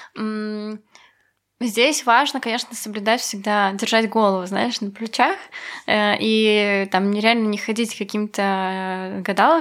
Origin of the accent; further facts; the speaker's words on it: Belarus; была я из Беларуси